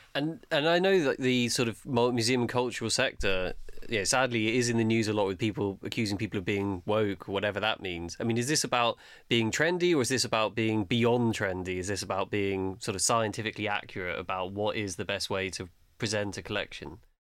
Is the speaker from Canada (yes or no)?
no; London, United Kingdom; as a Londoner